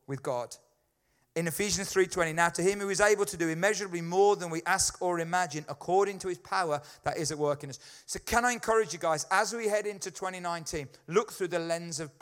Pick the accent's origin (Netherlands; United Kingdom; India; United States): United Kingdom; being British